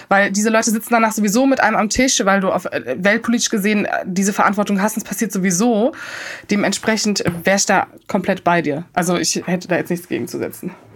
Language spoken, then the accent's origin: German; Cologne, North Rhine-Westphalia, Germany; ich als Kölnerin und mein kölsches Herz